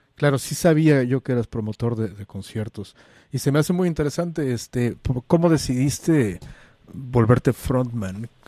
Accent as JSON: {"language": "Spanish", "country": "Mexico", "moved": "yes", "lives_now": "San Francisco, United States", "said": "como decimos en México"}